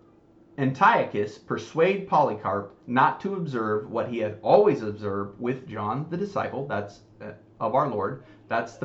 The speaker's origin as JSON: {"language": "English", "country": "United States", "tie": "born or raised there", "said": "I was raised in the United States"}